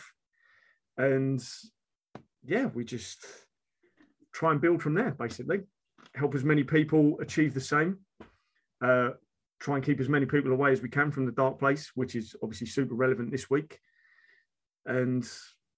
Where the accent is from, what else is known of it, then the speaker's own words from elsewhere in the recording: United Kingdom; also born or lived in London / Essex; I was born London, moved out into Essex, and I've always been back and forward between London and Essex, which is why the accent is really strong